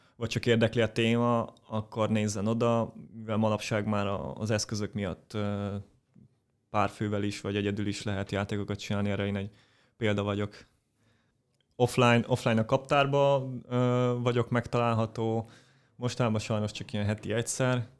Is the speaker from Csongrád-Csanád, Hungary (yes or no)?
no; Pécs, Baranya, Hungary; én Pécsi vagyok, Pécsen jártam gimnáziumba